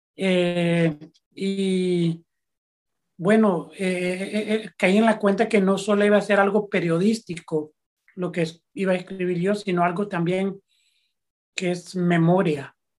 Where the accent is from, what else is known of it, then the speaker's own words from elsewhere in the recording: San Francisco, California, United States; also born or lived in El Salvador; Yo soy de padres salvadoreños, nací en San Francisco, California, y soy periodista